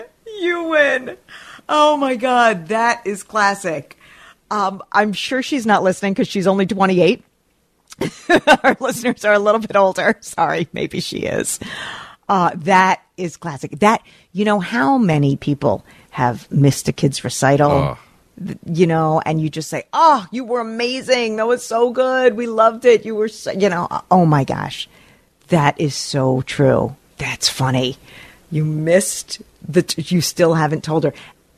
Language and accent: English; New York, United States; As an East Coast girl, I grew up in Rockland County.